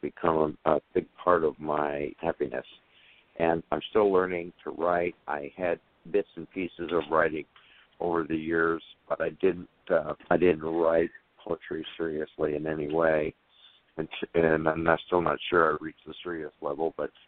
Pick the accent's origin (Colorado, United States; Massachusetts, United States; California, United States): California, United States; now in Alabama, United States; Moved here to Alabama back in 1990. I was originally from California.